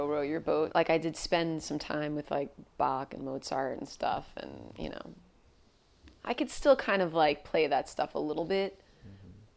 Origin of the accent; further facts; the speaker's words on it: Wantagh, New York, United States; also born or lived in Queens, New York; I grew up on Long Island, which, you know, if you know New York really well, like Long Island sometimes gets a bad rap. But that's where I was born and raised